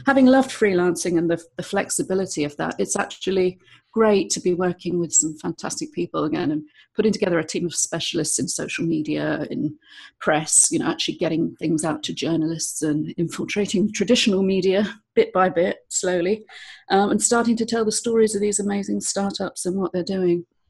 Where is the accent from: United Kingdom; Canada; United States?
United Kingdom; London; moved away as an adult; also born or lived in eastern Spain; now in Spain; I'm from London originally